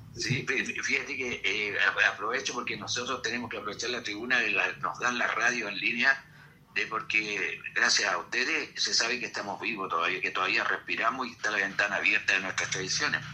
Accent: Chile; somos los folcloristas de Chile

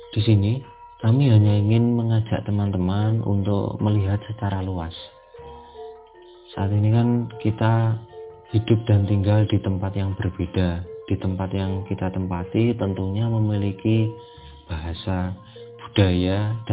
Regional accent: East Java, Indonesia; now in Jakarta, Indonesia; sebenarnya saya bukanlah orang asli Jakarta saya berasal dari Jawa Timur.

